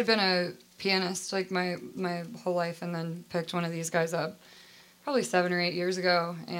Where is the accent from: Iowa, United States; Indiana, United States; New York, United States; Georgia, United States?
Indiana, United States; now in Louisville, United States; I'm from Indiana.